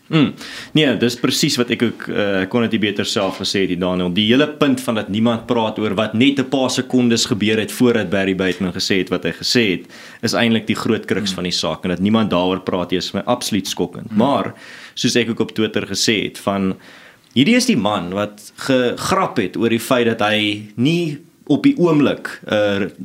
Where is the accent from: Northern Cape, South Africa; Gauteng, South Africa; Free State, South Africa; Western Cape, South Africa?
Western Cape, South Africa; Stellenbosch; ek kom self van Stellenbosch af